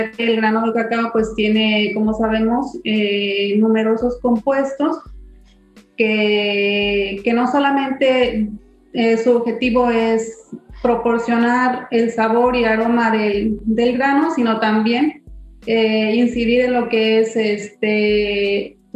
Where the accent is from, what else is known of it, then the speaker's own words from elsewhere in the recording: San Luis Potosí, Mexico; moved away as an adult; now in Tabasco, Mexico; soy originaria de San Luis Potosí entonces yo en el año 2008 llegué a Tabasco